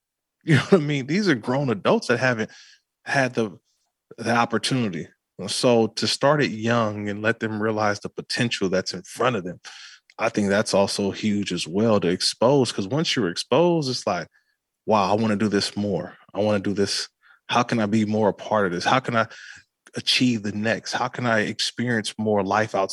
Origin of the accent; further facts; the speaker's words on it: Oakland, California, United States; growing up in Oakland, California